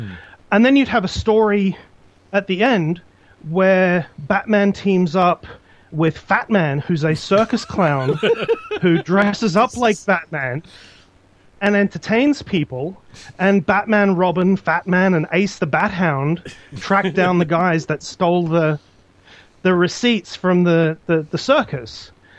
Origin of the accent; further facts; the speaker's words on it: Australia; And one of the things about growing up in Australia is that most of the comics you read are reprints of American comics.